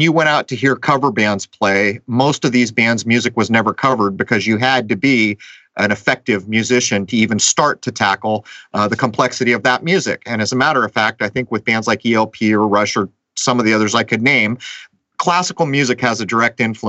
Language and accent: English; San Diego, California, United States; my hometown of San Diego